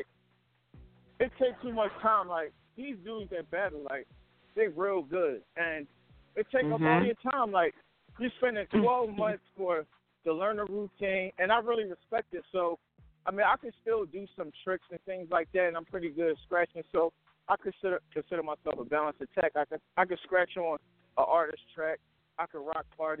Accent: Philadelphia, Pennsylvania, United States; I'm from Philadelphia

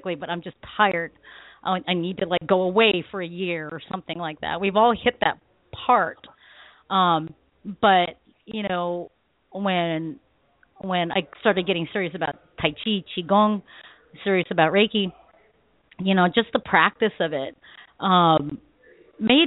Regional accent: Philippines; I'm Filipino

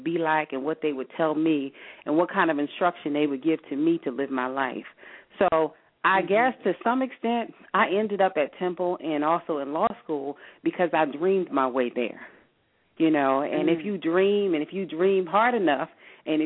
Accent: Philadelphia, Pennsylvania, United States; I'm from North Philadelphia

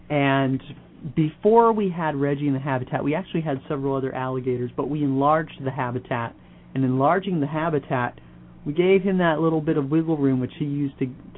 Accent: Florida, United States; now in Los Angeles, United States; I'm from Florida

